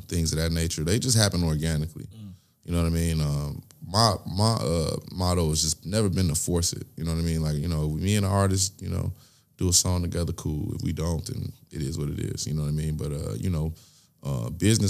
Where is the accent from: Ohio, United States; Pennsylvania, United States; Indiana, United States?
Indiana, United States; Gary; I'm from Gary, Indiana